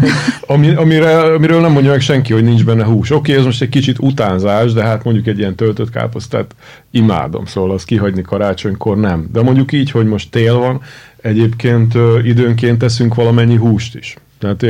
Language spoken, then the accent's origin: Hungarian; Hungary; Én imádok itt élni, tudod, uh-huh. de attól, hogy magyar vagyok